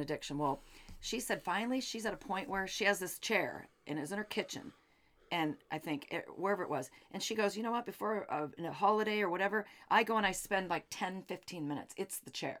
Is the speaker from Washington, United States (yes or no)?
yes; Seattle, Washington, United States; now in Phoenix, United States; we're from Seattle